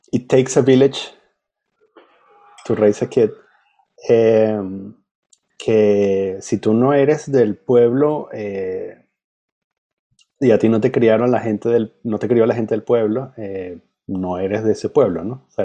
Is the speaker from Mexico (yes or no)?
no; Venezuela; Y, Dios me cuide de, que se me salga que soy venezolano